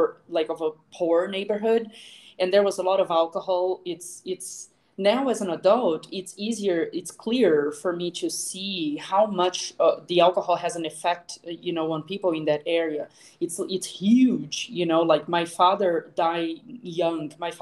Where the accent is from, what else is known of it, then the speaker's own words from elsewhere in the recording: Brazil; moved away as an adult; also born or lived in Boston / Seattle / Florida; I actually grew up in Brazil, where I am back to now